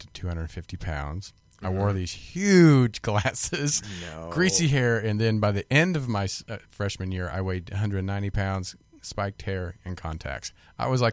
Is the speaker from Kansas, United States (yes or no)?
yes; Kansas, United States; I grew up in Kansas, and I was the baby of the family.